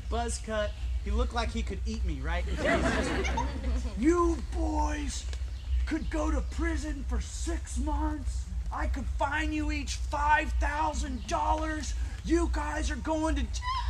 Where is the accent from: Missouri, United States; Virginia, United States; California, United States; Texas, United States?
Virginia, United States; Fredericksburg; I grew up in Fredericksburg, Virginia